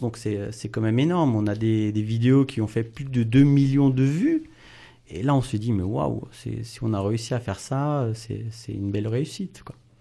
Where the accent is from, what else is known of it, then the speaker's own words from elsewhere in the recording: Wittenheim, Grand Est, France; Je suis de Wittenheim